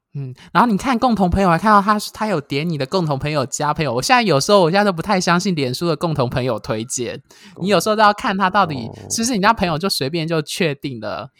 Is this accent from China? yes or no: no; Taiwan; 一般台湾人土生土长的男同志，一般来说我们都不会用简体字